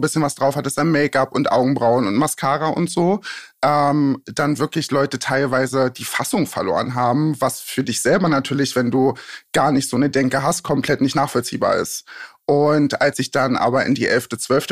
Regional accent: Magdeburg, Saxony-Anhalt, Germany; also born or lived in a village in eastern Germany; now in Berlin, Germany; Eigentlich komme ich aus dem tiefsten Osten, bin auf einem Dorf groß geworden und danach nach, ich weiß nicht, sagt euch Magdeburg was? Mhm. Da bin ich dann groß geworden

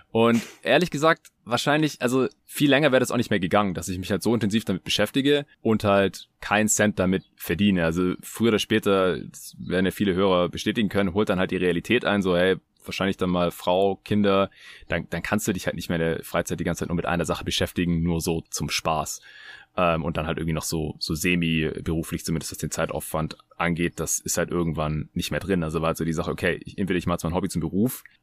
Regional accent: Baden-Württemberg, Germany; ich bin Schwabe, so wir sind so geboren, wir können da nichts dafür.

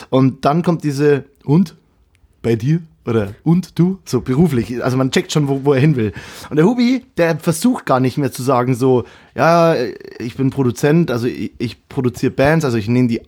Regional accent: Kelheim, Bavaria, Germany; Ich komme, äh, Kehlheim hat 18.000 und das Dorf, wo ich ursprünglich herkomme, ist Illerstein. Das sind, kann das längste Dorf Bayerns übrigens.

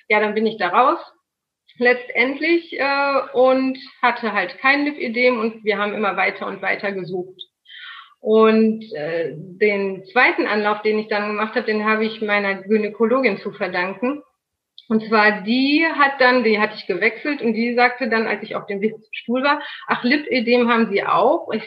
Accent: North Rhine-Westphalia, Germany; Ich bin äh … genau 39 Jahre, komme aus NRW. Das Örtchen in der Nähe heißt Soest.

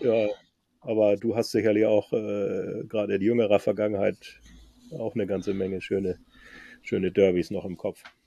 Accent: Föhr, Schleswig-Holstein, Germany; ich komme, hört man dann vielleicht ein bisschen auch aus dem Norden, bin geboren auf der Insel Föhr

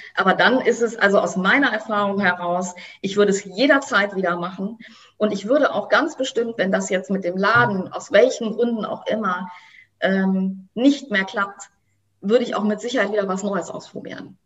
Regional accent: Germany; bei uns in Deutschland

